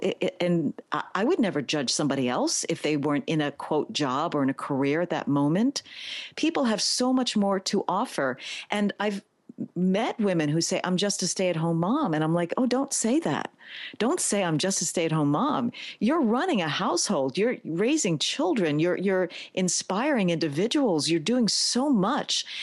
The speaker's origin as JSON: {"language": "English", "town": "New York City", "region": "New York", "country": "United States", "tie": "born or raised there", "said": "I am a native New Yorker, born, raised, educated in the Bronx"}